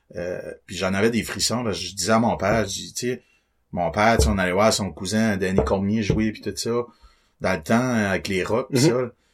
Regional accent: Beresford, New Brunswick, Canada; je viens de Beresford. Euh, pas mal resté là toute ma vie

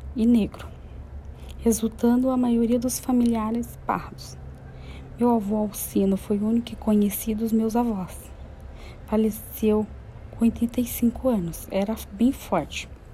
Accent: interior of Minas Gerais, Brazil; moved away as an adult; now in São Paulo, Brazil; Moro em São Paulo há 14 anos. Nasci no interior de Minas Gerais

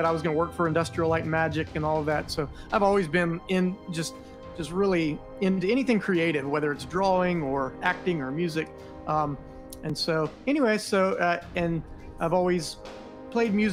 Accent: northeast Florida, United States; I'm from Florida, the crazy state of Florida. I've lived here my whole life. I grew up in the northeast section of Florida.

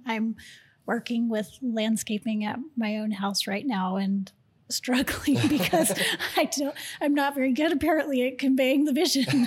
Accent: Houston, Texas, United States; moved away; I'm from Houston

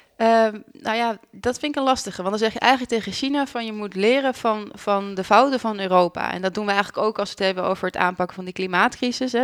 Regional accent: Netherlands; also born or lived in Leuven, Belgium; als Nederlander zegt dat je Frans spreekt

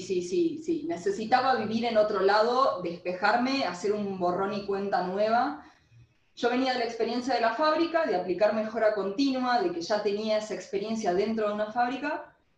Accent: Argentina; cuando volví a Argentina

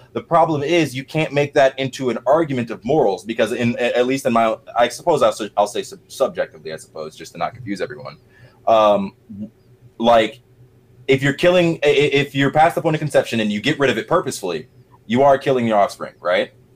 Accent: Middle Georgia, United States; moved away as an adult; also born or lived in Atlanta metro area, Georgia; now in Atlanta, United States; I'm from Middle Georgia, so not North. I live in North Georgia now, Atlanta metro area

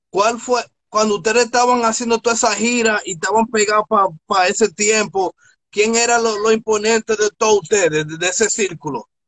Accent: Newark, New Jersey, United States; yo, soy de Newark. Yo soy de Newark.

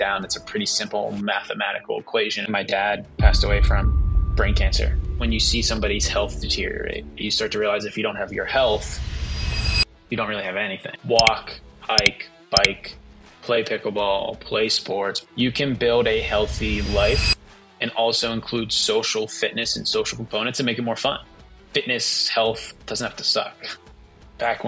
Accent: Pittsburgh, Pennsylvania, United States; My brother and I grew up in Pittsburgh, Western Pennsylvania, and football is a big deal here.

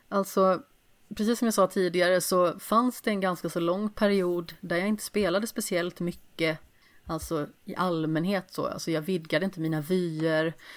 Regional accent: Alingsås, Västra Götaland, Sweden; jag kommer ju från Allingsås

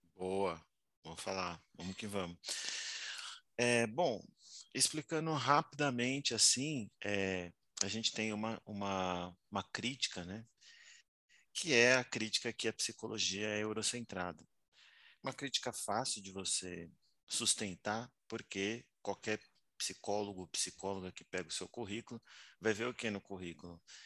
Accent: São Paulo, Brazil; eu sou nascido em São Paulo, na Vila Nova Cachoeirinha

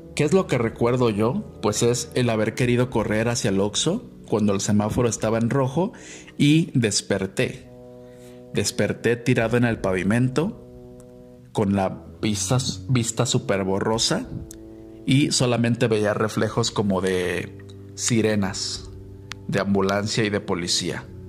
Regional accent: Guadalajara, Jalisco, Mexico; moved away as an adult; also born or lived in Mexico City; yo respondí que era de Guadalajara

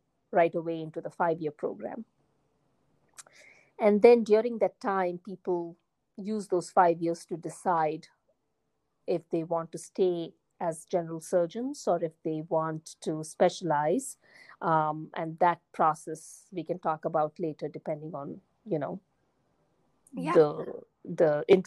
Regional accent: India; moved away as an adult; also born or lived in United Kingdom; now in United States; I was born in India, and I did all my basic education and medical school in India

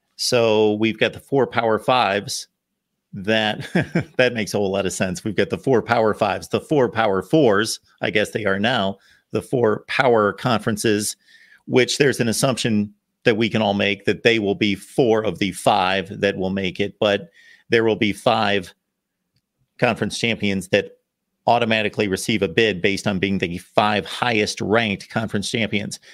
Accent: Ohio, United States; moved away as an adult; also born or lived in Connecticut; I grew up in Ohio, spent my younger portion of my life in Ohio, and then moved to New England, spent twenty-one years in Connecticut

